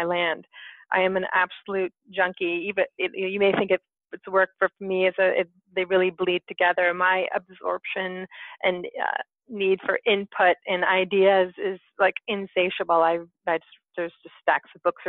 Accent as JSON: {"language": "English", "town": "Whistler", "region": "British Columbia", "country": "Canada", "tie": "born or raised there", "said": "You are speaking to me in Whistler, British Columbia, my hometown."}